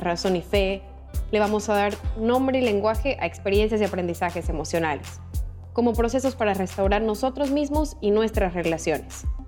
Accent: Sucre, Chuquisaca, Bolivia; nací en Sucre, Bolivia

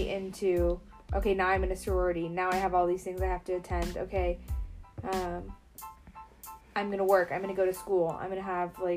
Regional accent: Tempe, Arizona, United States; growing up in Tempe

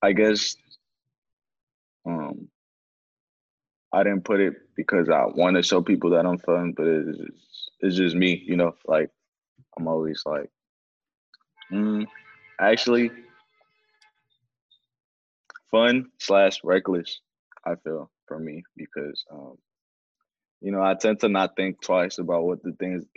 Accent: Oakland, California, United States; English is a second language; also born or lived in Mexico; I was born in Mexico when I was 8. I was brought over here, Oakland, California

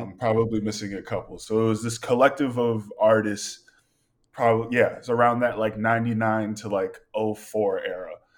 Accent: Malden, Massachusetts, United States; moved away as an adult; now in Portland, United States; I was born and raised in Malden, Massachusetts, and that's just a city just ten minutes north of Boston.

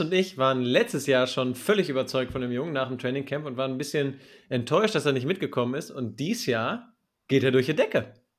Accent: Germany; bei uns in Deutschland

